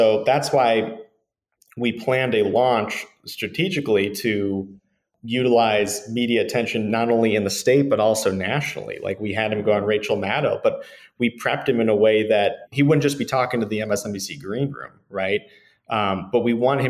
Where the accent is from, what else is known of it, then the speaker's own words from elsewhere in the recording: Midwest, United States; I grew up in the Midwest